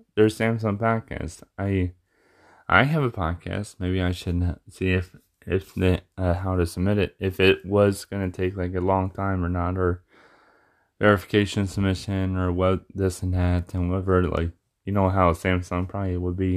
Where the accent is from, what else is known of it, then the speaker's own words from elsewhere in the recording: Michigan, United States; being in my hometown where I'm at, you know, like in in Michigan.